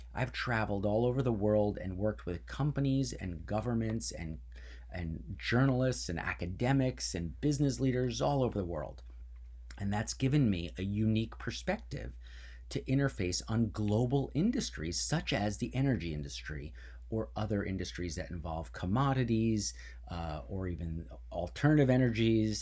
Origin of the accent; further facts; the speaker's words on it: New Jersey, United States; my parents came, and I grew up in New Jersey